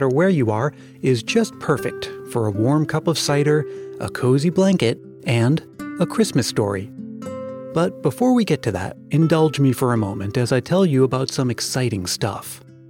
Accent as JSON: {"language": "English", "region": "New England", "country": "United States", "tie": "born or raised there", "moved": "yes", "lives_now": "California, United States", "said": "the beautiful autumns I grew up with in New England, with apple picking and hay rides and pumpkin patches and all of that. And even though I make my home in California now"}